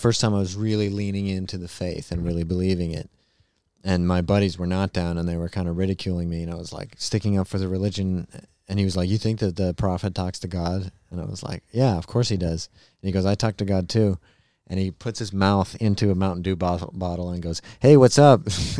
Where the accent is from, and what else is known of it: Utah, United States; born or raised there